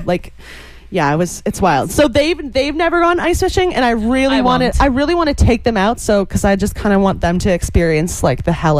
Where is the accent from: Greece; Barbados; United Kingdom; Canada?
Canada; Toronto, Ontario; We're from Toronto, which is like the biggest city in Canada.